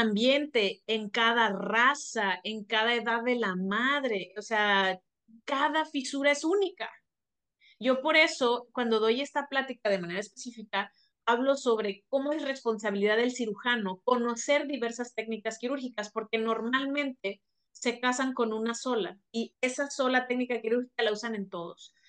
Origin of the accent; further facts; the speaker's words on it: Mexico; also born or lived in Monterrey, Nuevo León; somos mexicanos